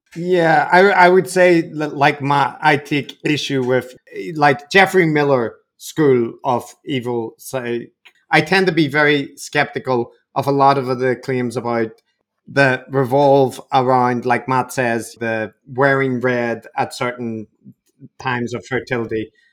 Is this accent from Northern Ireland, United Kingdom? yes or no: yes; Northern Ireland, United Kingdom; I come from Northern Ireland